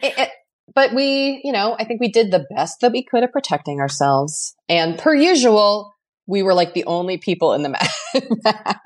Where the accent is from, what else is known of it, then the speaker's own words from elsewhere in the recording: Boston, Massachusetts, United States; moved away; I felt such hometown pride. And I was, like, wanted to be, like, "It's me, I'm from Boston."